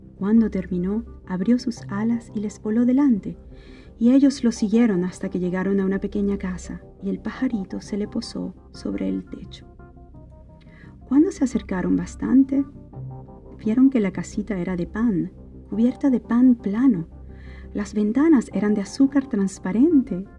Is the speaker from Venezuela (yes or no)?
yes; Mérida, Venezuela; venezolana de Mérida